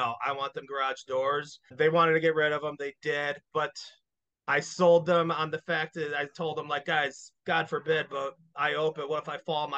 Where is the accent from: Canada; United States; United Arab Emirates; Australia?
United States; Plainfield, Illinois; also born or lived in Arizona; Plainfield, I grew up in Plainfield